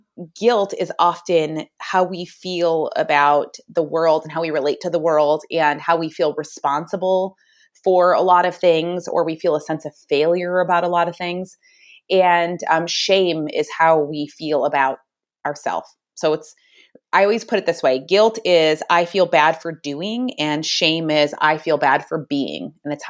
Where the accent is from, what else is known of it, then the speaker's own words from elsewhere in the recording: Michigan, United States; moved away as an adult; also born or lived in Arizona; now in Phoenix area, Arizona, United States; I am originally from Michigan, but I currently live in Arizona. And I met my husband back in Michigan.